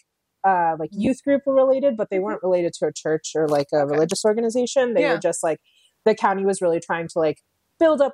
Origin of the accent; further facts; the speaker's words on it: New Jersey, United States; moved away as an adult; also born or lived in India; now in Seattle, United States; totally Jersey through and through, brought up, raised, went to school there.